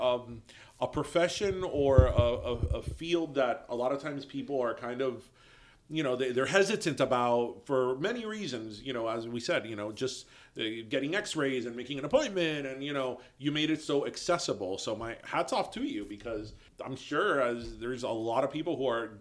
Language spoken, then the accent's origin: English; Kendall, Florida, United States; also born or lived in Hialeah; I'm from Kendall, but I've my office has been in Hialeah for over 10 years